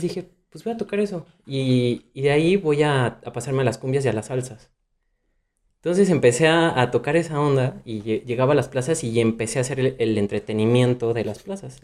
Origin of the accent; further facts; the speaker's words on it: Morelia, Michoacán, Mexico; moved away as an adult; now in Mexico City, Mexico; yo empecé eh, allá en Morelia, yo soy de Morelia, Michoacán.